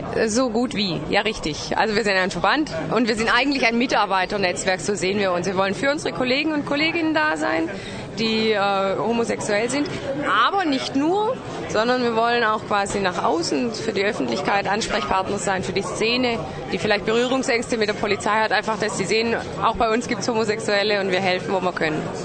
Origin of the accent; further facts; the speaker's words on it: Ludwigsburg district, Baden-Württemberg, Germany; Ich komme aus dem Kreis Ludwigsburg